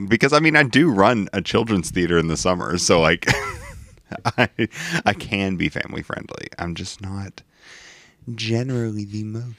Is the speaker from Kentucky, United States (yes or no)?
yes; Kentucky, United States; I was raised in Kentucky.